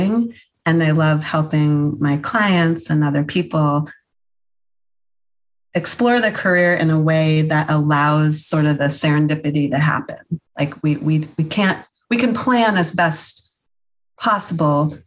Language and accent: English; Massachusetts, United States; now in Maine, United States; I grew up in Massachusetts in a multicultural, multi-generational family